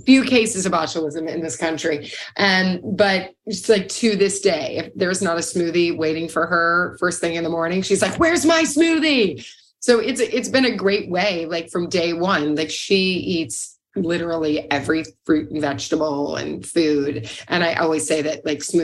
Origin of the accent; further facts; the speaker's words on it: Louisville, Kentucky, United States; moved away; I'm from Louisville, Kentucky